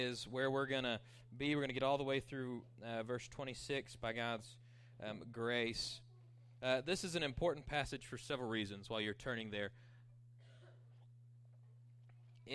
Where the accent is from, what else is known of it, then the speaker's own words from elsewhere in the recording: Panhandle, Texas, United States; I grew up in Panhandle